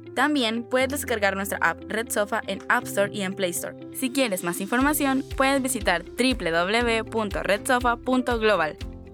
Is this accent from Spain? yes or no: no; El Salvador; también soy salvadoreño